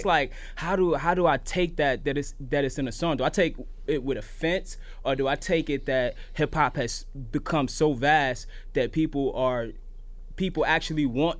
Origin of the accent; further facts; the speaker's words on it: New York City, New York, United States; I'm from East New York, and, you know, I'm a young person in hip hop